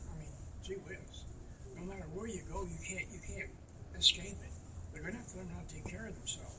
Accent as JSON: {"language": "English", "town": "Springfield", "region": "Ohio", "country": "United States", "tie": "born or raised there", "said": "So, I was raised on Irish Hill in Springfield, Ohio. We had the potato famine Irish."}